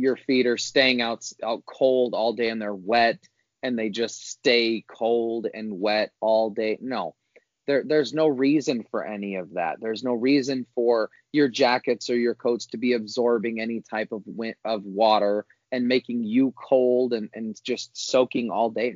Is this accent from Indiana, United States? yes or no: yes; Northwest Indiana, United States; growing up in Indiana, Northwest Indiana